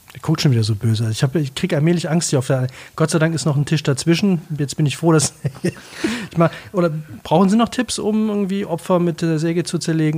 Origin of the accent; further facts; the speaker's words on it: Cologne, North Rhine-Westphalia, Germany; Ich bin Kölner